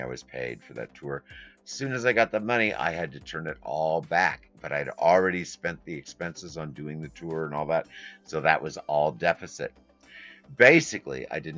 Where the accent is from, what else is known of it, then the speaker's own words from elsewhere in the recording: Midwest, United States; also born or lived in New York; I was born in New York, went from New York to the Midwest. Went to school.